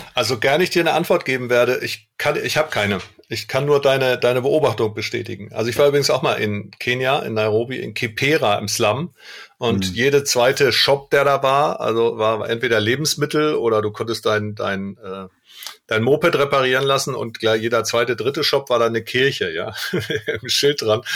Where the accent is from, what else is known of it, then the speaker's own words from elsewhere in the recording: Germany; wir Deutschen